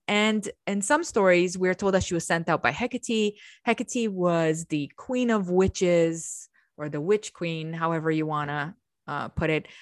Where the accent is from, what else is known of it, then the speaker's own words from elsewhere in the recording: Romania; moved away; I come from Romania and I have a historical knowledge, which they taught us very young, of the kings of Romania